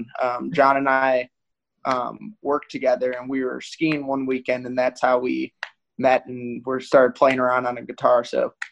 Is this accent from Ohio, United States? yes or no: yes; Cleveland, Ohio, United States; moved away as an adult; also born or lived in Athens, Ohio; now in Colorado Springs, United States; I'm from Cleveland. Also went